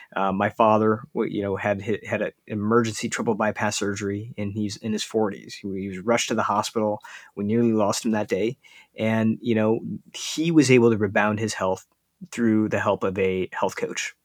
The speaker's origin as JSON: {"language": "English", "country": "United States", "tie": "born or raised there", "said": "as an Indian kid growing up in the United States"}